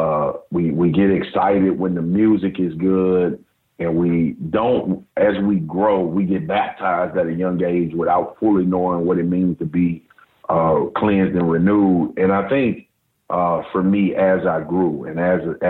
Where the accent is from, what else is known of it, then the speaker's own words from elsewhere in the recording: Baton Rouge, Louisiana, United States; I grew up in South Baton Rouge.